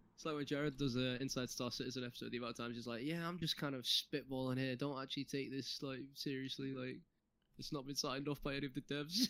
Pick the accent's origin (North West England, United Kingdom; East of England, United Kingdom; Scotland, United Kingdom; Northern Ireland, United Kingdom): North West England, United Kingdom; Manchester; I'm from Manchester